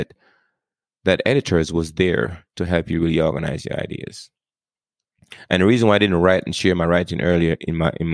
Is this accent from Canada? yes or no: no; Jamaica; moved away; I grew up in Jamaica. I mean, I learned English growing up, but we speak something else.